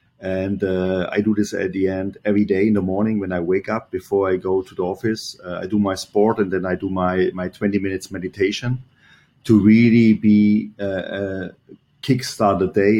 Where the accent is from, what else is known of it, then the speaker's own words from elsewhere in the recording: Germany; English is a second language; moved away as an adult; This is always when I came from Germany. I arrived there, go over the Bay Bridge, and go to Pleasanton.